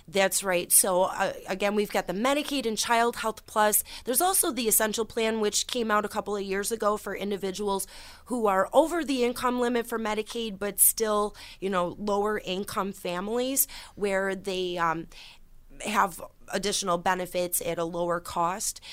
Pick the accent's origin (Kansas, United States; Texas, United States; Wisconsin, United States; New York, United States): New York, United States; Orleans County; I started thirteen years ago as a representative in my hometown county, in Orleans County, a very small rural area